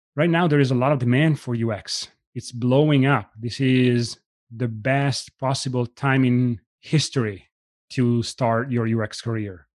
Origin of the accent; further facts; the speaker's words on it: Italy; moved away as an adult; now in United States; I was born and raised in Italy.